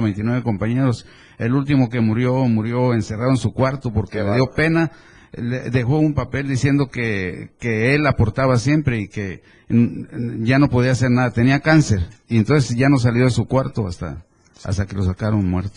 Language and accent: Spanish; Chiapas, Mexico; nosotros también somos chiapanecos, somos nativos